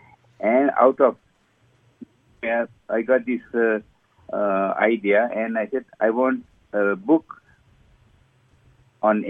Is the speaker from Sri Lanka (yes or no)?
yes; Sri Lanka; moved away as an adult; also born or lived in England; now in United States; I was born and raised in Sri Lanka, and then I went through my medical career in Sri Lanka